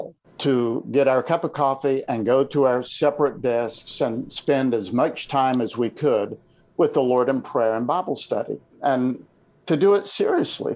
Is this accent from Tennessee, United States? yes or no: yes; Tennessee, United States; I was a guy from Tennessee